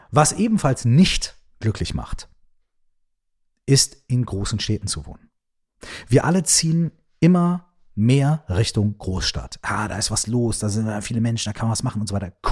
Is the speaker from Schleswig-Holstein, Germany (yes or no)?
no; Minden, North Rhine-Westphalia, Germany; ich wohne in, weiß ich nicht, Minden, ja, meiner Heimatstadt.